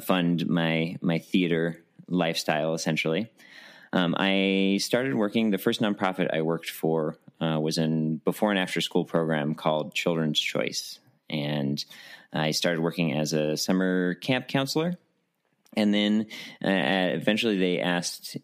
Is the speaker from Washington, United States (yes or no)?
no; Albuquerque, New Mexico, United States; I am born and raised in Albuquerque, New Mexico